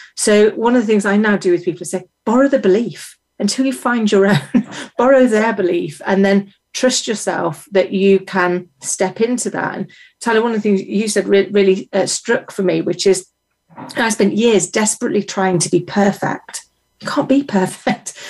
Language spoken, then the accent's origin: English; United Kingdom; As a British person